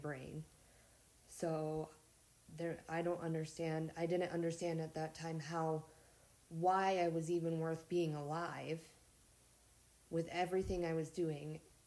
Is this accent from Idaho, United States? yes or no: no; Montana, United States; I'm from Montana, born and raised.